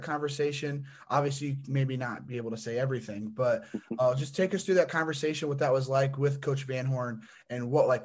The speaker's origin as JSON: {"language": "English", "region": "Indiana", "country": "United States", "tie": "born or raised there", "said": "I'm from Indiana"}